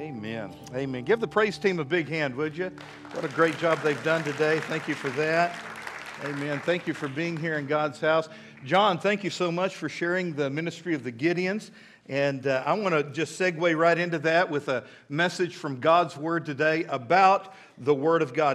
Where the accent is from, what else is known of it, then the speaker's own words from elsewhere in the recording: Midland, Texas, United States; now in Fort Smith, United States; when I was a little boy growing up in Midland, Texas